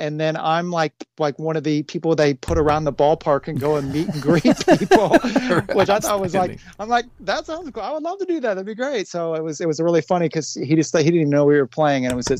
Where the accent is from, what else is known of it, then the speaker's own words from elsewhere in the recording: Cincinnati, Ohio, United States; from growing up in Cincinnati, my funk history, Cincinnati's funk history, it's, you know, it's not just the Reds. It's also like this whole musical history that we have here in Cincinnati.